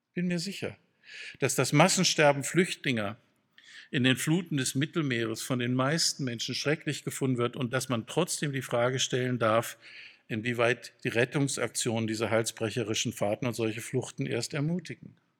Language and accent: German; Freudenstadt, Baden-Württemberg, Germany; in meiner Heimatstadt Freudenstadt